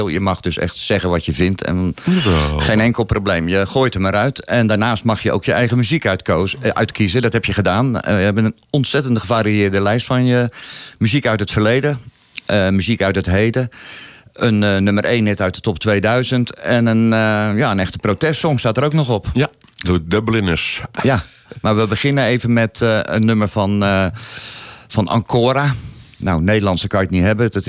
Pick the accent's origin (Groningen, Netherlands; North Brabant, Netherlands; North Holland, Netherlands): North Holland, Netherlands; Laren; is geboren en getogen in Laren.